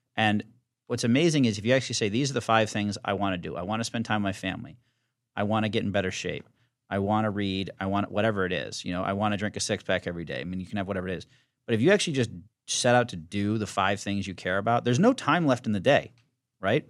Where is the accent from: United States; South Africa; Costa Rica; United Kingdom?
United States; Virginia; now in New York, United States; I'm from Virginia